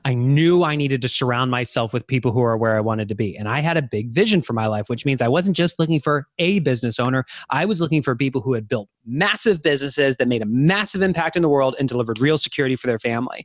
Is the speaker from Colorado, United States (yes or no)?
yes; Denver, Colorado, United States; now in Austin, United States; I was born in Denver and, uh, grew up going to the mountains with my family